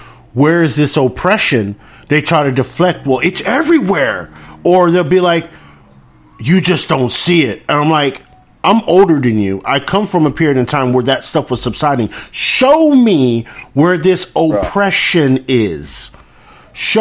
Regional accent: Deep South, United States; growing up in the Deep South

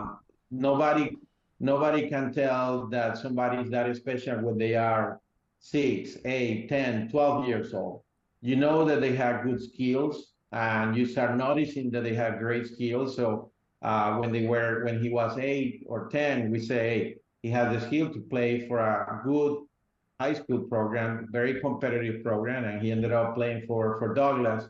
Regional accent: Venezuela; moved away; I grew up in Venezuela

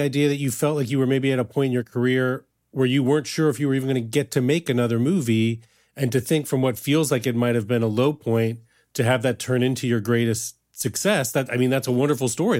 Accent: Kansas, United States; I grew up in Kansas

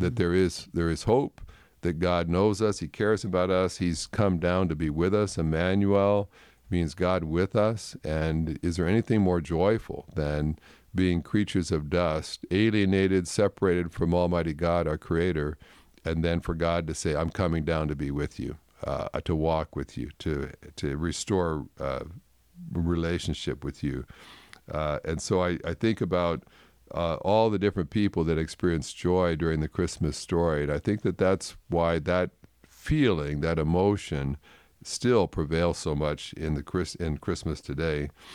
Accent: Canada; growing up in Canada

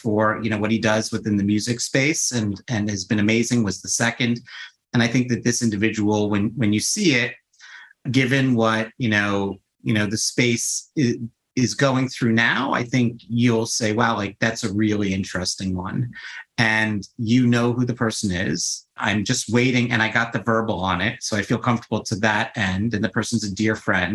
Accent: New York City, New York, United States; I grew up my entire life in New York. Like I grew up on the Upper East Side

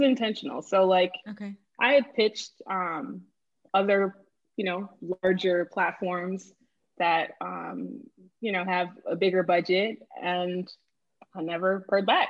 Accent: Boston, Massachusetts, United States; moved away as an adult; also born or lived in Miami, Florida; now in Lisbon, Portugal; I'm originally from Boston, Massachusetts, was born in Miami, Florida. My parents are from Haiti

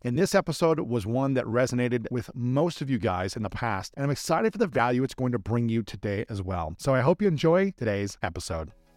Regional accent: Columbus, Ohio, United States; my hometown of Columbus, Ohio

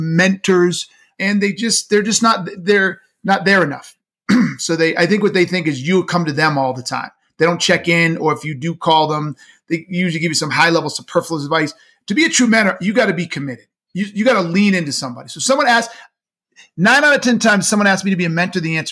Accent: United States; I was born in the United States

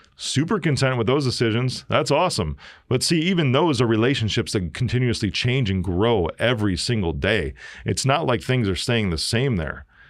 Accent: Chicago, Illinois, United States; I'm from Chi-Town. I'm a South Sider

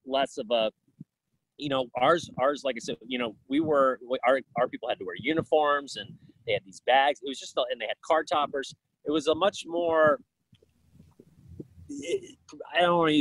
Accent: Florida, United States; moved away as an adult; also born or lived in Orlando, Florida; now in Chicago, United States; I'm from Florida

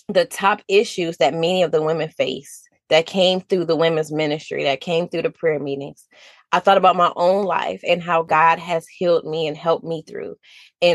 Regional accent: Detroit, Michigan, United States; moved away as an adult; now in South Carolina, United States; I'm from Detroit, Michigan. My family and I moved to South Carolina in 2019.

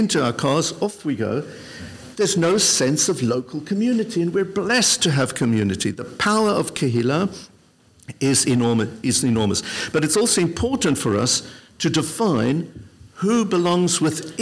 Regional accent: Benoni, Gauteng, South Africa; now in London, United Kingdom; When I was at the most impressionable age, I was growing up in South Africa. My father then was a rabbi. His very first position was in a town called Benoni, just 20 miles outside of Johannesburg

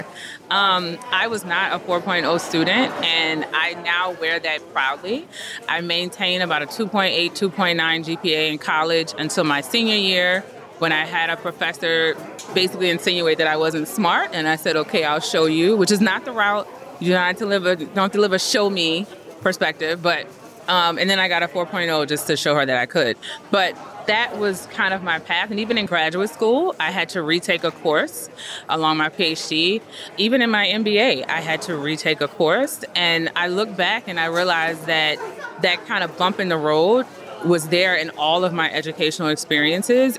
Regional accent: New Orleans, Louisiana, United States; I'm from New Orleans, Louisiana

